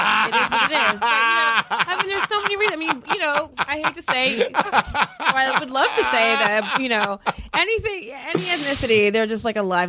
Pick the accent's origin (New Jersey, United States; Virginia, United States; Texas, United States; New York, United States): New Jersey, United States; because I'm Catholic. So when and I'm from Jersey, so I have an uncle who's a bishop.